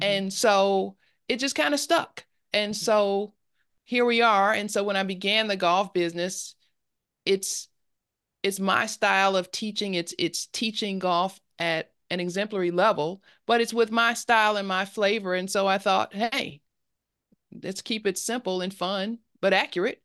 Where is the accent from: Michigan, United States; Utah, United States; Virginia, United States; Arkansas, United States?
Michigan, United States; Detroit; moved away as an adult; now in Atlanta, United States; I am from I grew up in Detroit, Michigan, in Detroit, Detroit, uh, mm-hmm. Detroit, Michigan, um, mm-hmm. Northwest Detroit